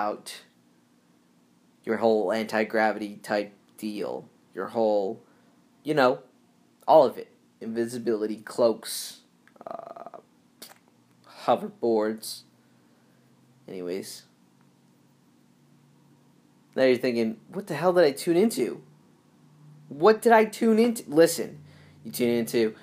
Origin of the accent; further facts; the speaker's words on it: Northeast, United States; moved away as an adult; also born or lived in Southern California; Growing up in the Northeast